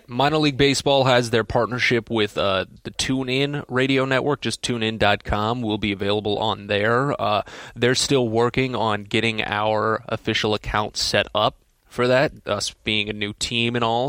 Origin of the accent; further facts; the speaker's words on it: St. Louis, Missouri, United States; moved away; I'm from Saint Louis, uh, originally